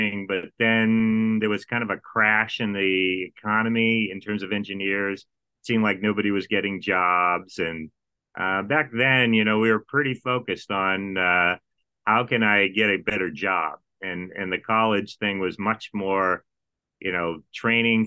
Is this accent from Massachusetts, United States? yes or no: yes; Massachusetts, United States; moved away; I'm born and raised in Massachusetts